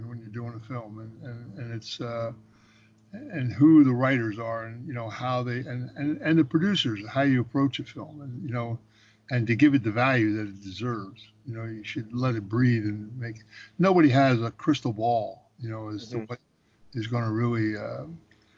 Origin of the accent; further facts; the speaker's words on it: Philadelphia, Pennsylvania, United States; when I was a kid growing up in Philadelphia